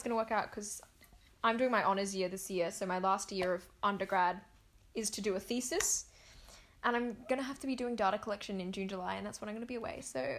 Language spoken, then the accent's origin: English; Australia; I don't usually say like I'm Australian Indonesian